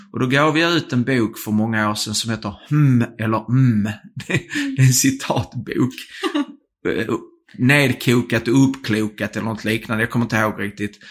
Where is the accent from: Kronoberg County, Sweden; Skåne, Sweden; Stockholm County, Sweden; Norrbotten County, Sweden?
Skåne, Sweden; accent: bred skånska (broad Scanian); om jag pratar bred skånska